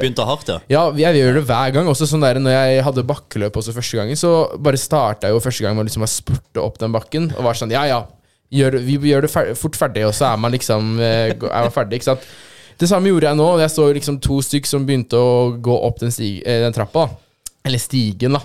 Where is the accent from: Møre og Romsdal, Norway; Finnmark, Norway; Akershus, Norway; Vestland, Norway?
Akershus, Norway; Aurskog; moved away; jeg er jo fra Aurskog, egentlig. Aurskog-Høland kommune.